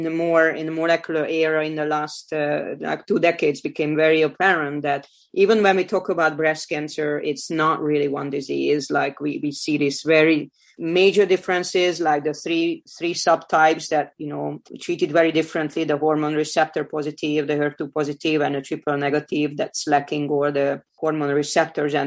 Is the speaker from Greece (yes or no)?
no; Hungary; moved away as an adult; now in United States; I was born in Hungary. I grew up there